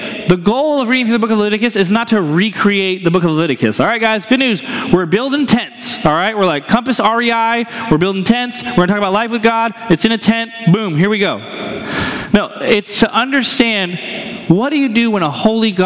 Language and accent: English; New Hampshire, United States; now in Columbia, Missouri, United States; I'm from New Hampshire.